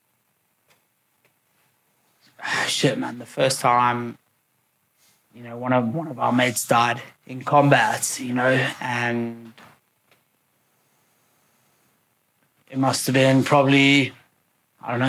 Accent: South Africa; moved away; I was born in South Africa. I grew up there

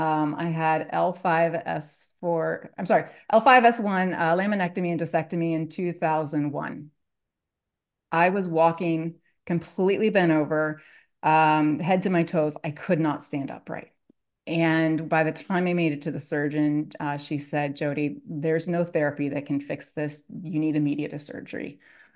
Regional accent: Columbus, Ohio, United States; now in Dallas, United States; I grew up as the oldest of four children in the Midwest. I grew up in Columbus area, lived there up until 2013. I now live in Dallas.

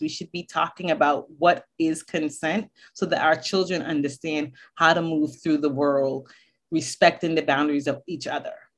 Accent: Boston, Massachusetts, United States; moved away; also born or lived in Barbados; I was born in Barbados, but I grew up in Boston

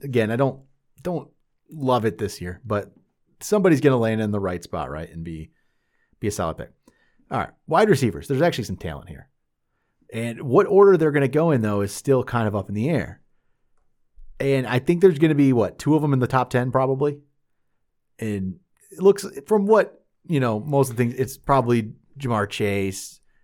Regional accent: North Carolina, United States; I'm from North Carolina

